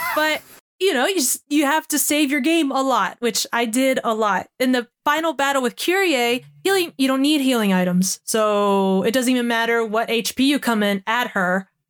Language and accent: English; United States; I'm American